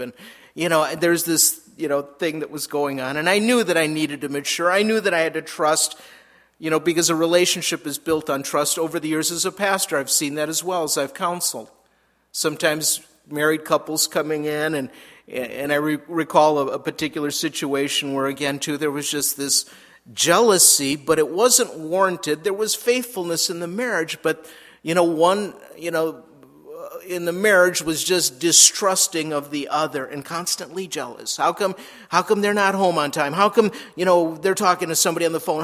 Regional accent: Minnesota, United States; moved away as an adult; also born or lived in Southern California / Albuquerque; we moved back to Minnesota, which is where I'm from

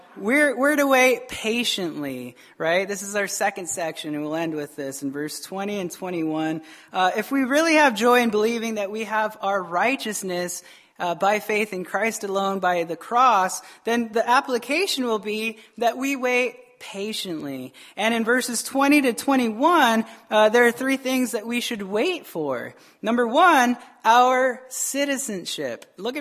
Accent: Tucson, Arizona, United States; now in Wisconsin, United States; This is Wisconsin, I understand, right? I came from Arizona, and I can name like two or three bars in all of Tucson, Arizona.

